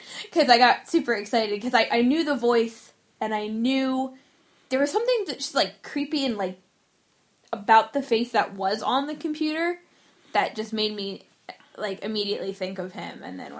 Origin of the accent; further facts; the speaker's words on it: New Jersey, United States; I know we're biased because we're from New Jersey